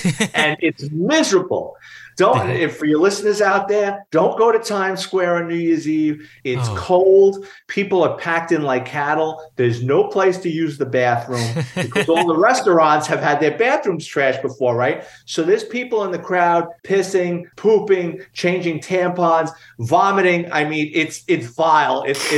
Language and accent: English; New York City, New York, United States; Well, I'm born and raised in New York City, a lower middle class family, grew up in the Bronx.